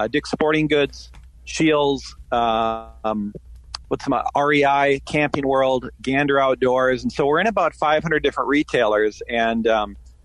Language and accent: English; Minnesota, United States; growing up in the Midwest, I grew up in Minnesota